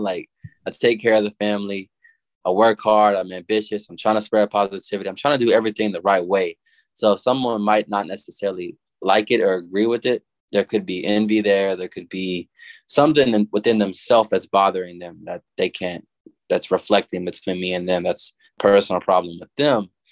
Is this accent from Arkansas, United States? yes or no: yes; Little Rock, Arkansas, United States; also born or lived in Denton, Texas; I was born in Denton, Texas, and I was raised in Little Rock, Arkansas